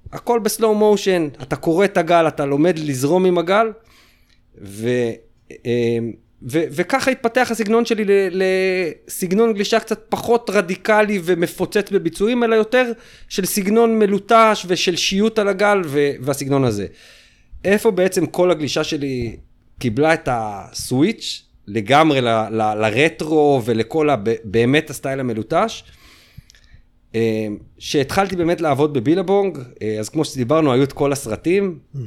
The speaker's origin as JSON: {"language": "Hebrew", "town": "Ramat HaSharon", "region": "Tel Aviv District", "country": "Israel", "tie": "born or raised there", "said": "אנחנו בתור הילדים מרמת השרון, היינו מבית ספר, בחטיבה"}